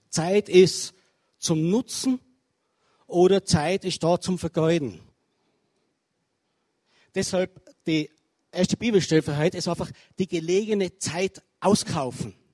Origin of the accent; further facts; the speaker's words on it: Tyrol, Austria; ie Einladung als Tiroler wieder in Vorarlberg über Gott, über das, was er vorhat, reden zu dürfen.